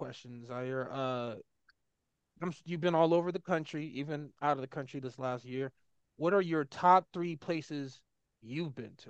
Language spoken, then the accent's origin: English; California, United States; we all grew up in California